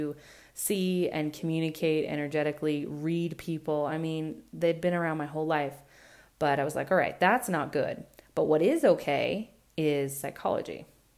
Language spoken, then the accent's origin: English; Burley, Idaho, United States; We moved away from Burley into the city, left the farm